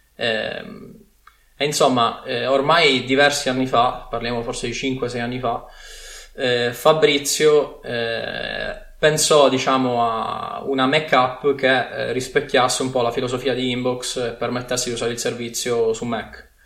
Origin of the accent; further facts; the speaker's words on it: Sicily, Italy; accent: Sicilian; moved away as an adult; now in Milan, Italy; sono siciliano di origine, come forse si sente dall'accento, ma mi sono trasferito a Milano per studiare al Politecnico